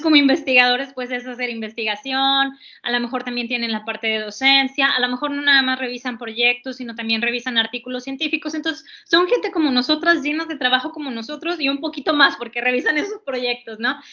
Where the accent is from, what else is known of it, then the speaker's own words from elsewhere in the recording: Mexico; como nosotras mexicanas